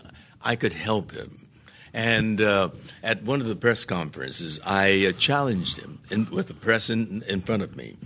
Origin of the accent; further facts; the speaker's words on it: United States; I'm an American